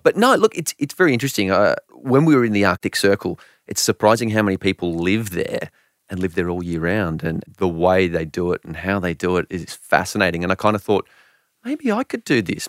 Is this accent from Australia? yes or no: yes; Australia; I'm an Aussie